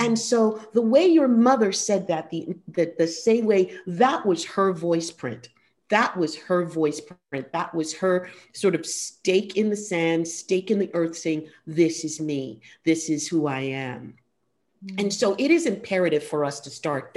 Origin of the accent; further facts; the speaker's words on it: New York City, New York, United States; I grew up on the Lower East Side